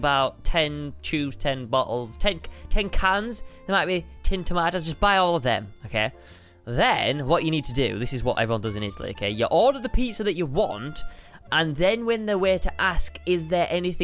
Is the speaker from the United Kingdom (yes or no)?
yes; England, United Kingdom; I'm English